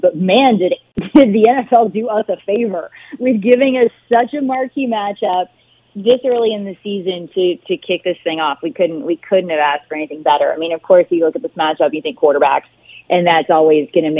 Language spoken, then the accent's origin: English; Baton Rouge, Louisiana, United States; I'm from Baton Rouge, Louisiana. I know what it means to grow up in an atmosphere like Tiger Stadium